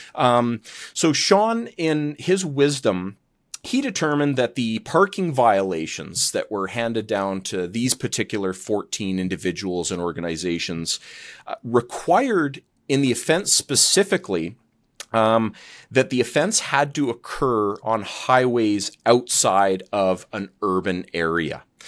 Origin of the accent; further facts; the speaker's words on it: Calgary, Alberta, Canada; I'm from Calgary and, um, Alberta's where, uh, kind of where my heart is